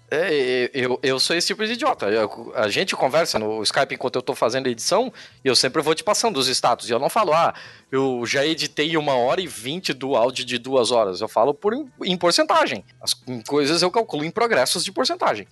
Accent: Brazil; somos brasileiros

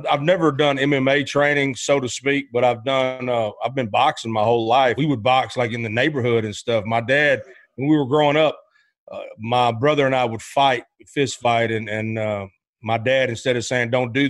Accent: Arkansas, United States; also born or lived in Memphis, Tennessee; I was born in Memphis, Tennessee, and grew up in Arkansas.

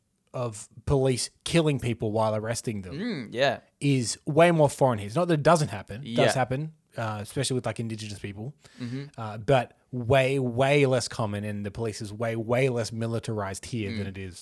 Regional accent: Australia; as an Australian on the outside looking

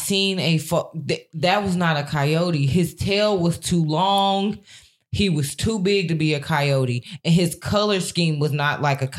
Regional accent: Cedar Hill, Texas, United States; growing up in Cedar Hill.

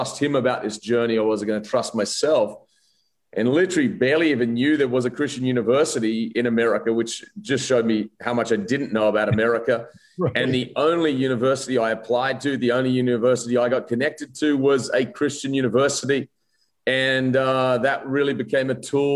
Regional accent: Wollongong, New South Wales, Australia; also born or lived in Adelaide, Australia; now in Rutherford, United States; I'm actually born in Adelaide, Australia, and then grew up a lot of my life in Wollongong, Australia, now south of Sydney.

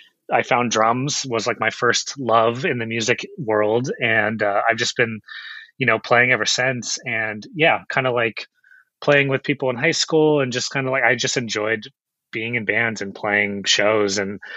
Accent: Chino Hills, California, United States; So I'm actually up from Inland Empire, Chino Hills is where I grew up. And so I grew up out there.

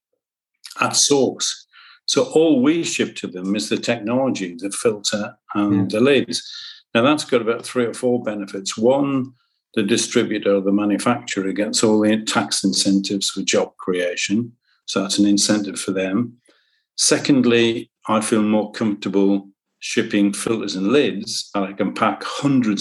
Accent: Sunderland, North East England, United Kingdom; I'm a lad from Sunderland.

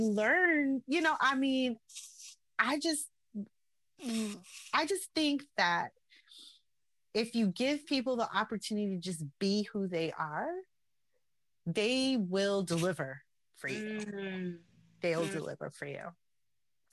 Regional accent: New York City, New York, United States; born or raised there; also born or lived in Salt Lake City, Utah, United States

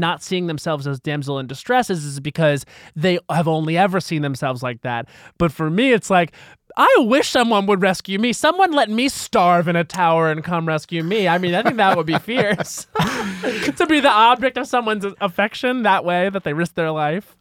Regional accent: Long Island, New York, United States; I'm from Long Island where it was very sports. Like, my dad was very much a sports dad

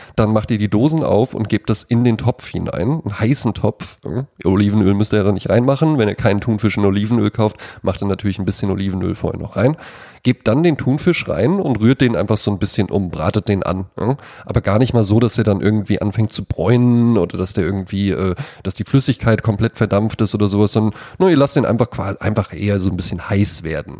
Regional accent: Wetzlar, Hesse, Germany; in meiner Heimatstadt Wetzlar

